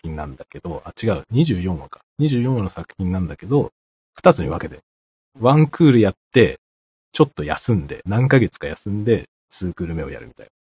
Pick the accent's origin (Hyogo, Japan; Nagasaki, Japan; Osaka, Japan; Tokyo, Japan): Tokyo, Japan; moved away; 僕の実家東京なんですけど